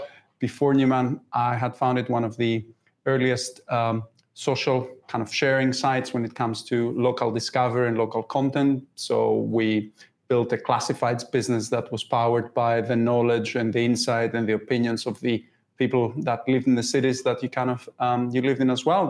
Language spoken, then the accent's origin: English; Greece; English is a second language; moved away as an adult; also born or lived in York, United Kingdom; now in United Kingdom; Originally, I'm from Greece